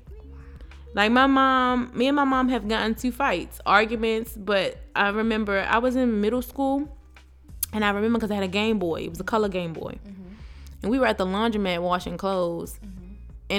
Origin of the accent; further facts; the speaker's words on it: Baltimore, Maryland, United States; I'm from Baltimore. We're from Baltimore